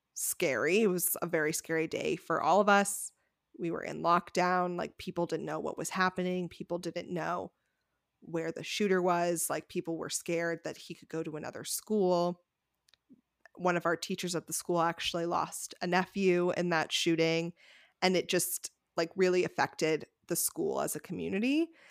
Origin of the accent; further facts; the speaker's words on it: Connecticut, United States; Rebecca and I grew up in Connecticut